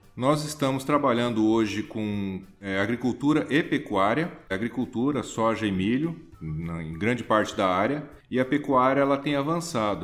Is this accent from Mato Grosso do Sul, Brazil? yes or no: yes; Mato Grosso do Sul, Brazil; moved away as an adult; also born or lived in Paraná / São Paulo; now in Mato Grosso, Brazil; Eu nasci no Paraná, sou paranaense de nascimento, mas sou sul-mato-grossense de criação